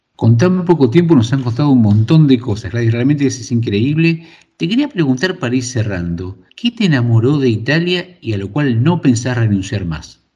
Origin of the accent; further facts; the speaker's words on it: Argentina; moved away; yo vengo de Argentina